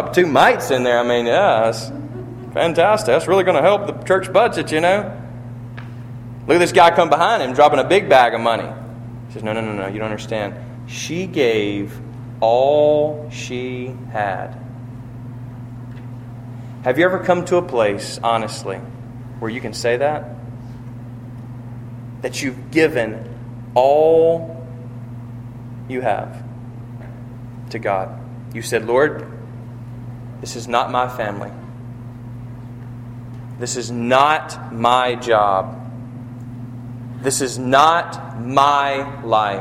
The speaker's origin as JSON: {"language": "English", "country": "United States", "said": "we're American"}